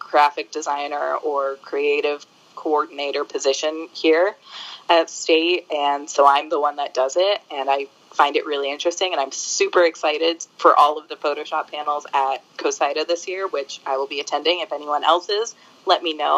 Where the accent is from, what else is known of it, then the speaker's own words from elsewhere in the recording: New Jersey, United States; moved away as an adult; also born or lived in Buffalo; now in San Diego, United States; I'm from New Jersey. I was raised by a New Yorker